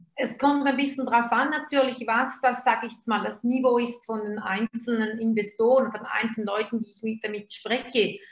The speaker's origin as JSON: {"language": "German", "country": "Switzerland", "said": "Also ich bin Schweizerin, komme mal nicht auf, aus Deutschland"}